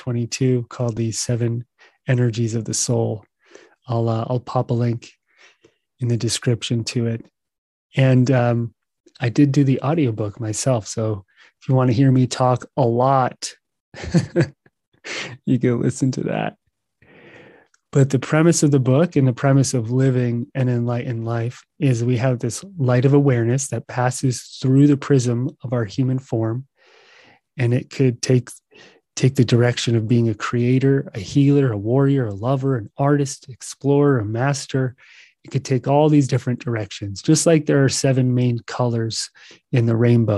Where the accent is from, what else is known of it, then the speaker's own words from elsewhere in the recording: United States; I'm from the United States